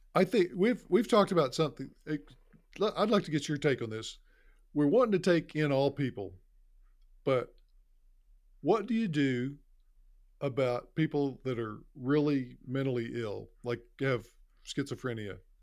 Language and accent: English; Carnegie, Oklahoma, United States; I was not taught that growing up in Carnegie, Oklahoma